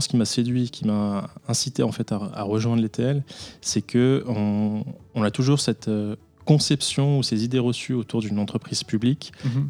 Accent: France; moved away as an adult; now in Switzerland; je suis français

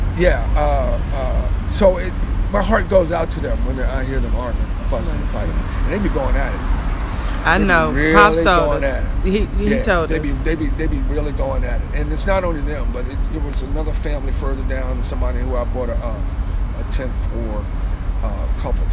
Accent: Arlington, Virginia, United States; I grew up in Arlington.

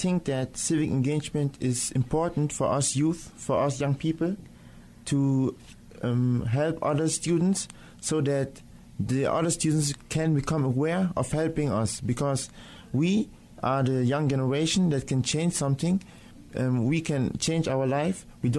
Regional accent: Nigeria; English is a second language; now in Germany; I am Nigerian, but I'm living in Germany.

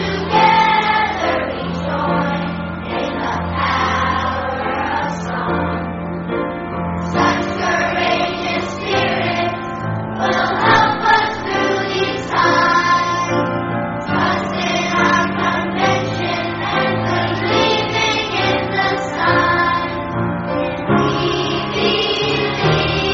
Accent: Massapequa, New York, United States; from Massapequa himself, my hometown

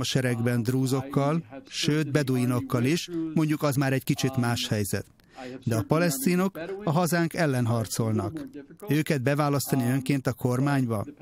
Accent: Israel

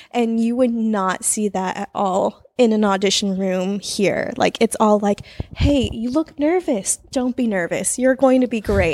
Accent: San Jose, California, United States; we are both born and raised in San Jose

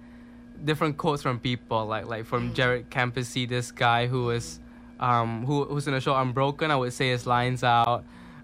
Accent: Penang, Malaysia; moved away as an adult; my hometown is in Penang, Malaysia.

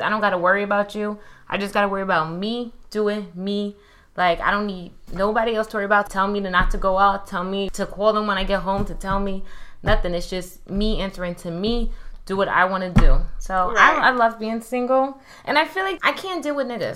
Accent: New York City, New York, United States; moved away; also born or lived in Miami; I'm from Brooklyn, but I used to live in Miami. Now I live here.

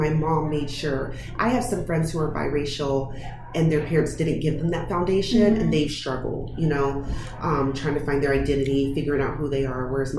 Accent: Texas, United States; Well, so growing up, I grew up in Texas on mm-hmm. Army base

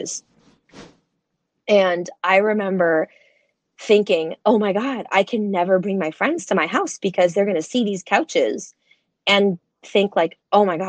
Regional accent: Central New Jersey, United States; Central New Jersey

